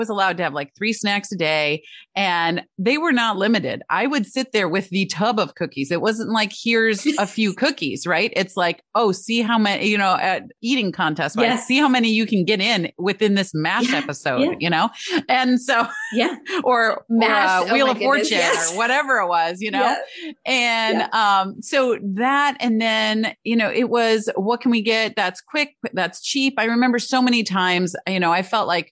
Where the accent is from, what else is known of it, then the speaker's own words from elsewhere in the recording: Michigan, United States; Growing up in Michigan